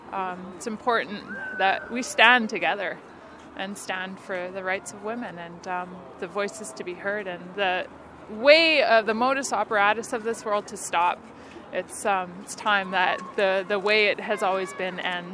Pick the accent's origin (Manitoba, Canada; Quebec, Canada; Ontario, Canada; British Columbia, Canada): Manitoba, Canada; Winnipeg; moved away; being in Winnipeg, my hometown, I'm just here for a week